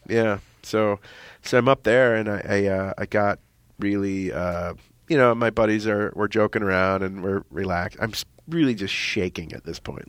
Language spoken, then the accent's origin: English; Minnesota, United States; I'm from Minnesota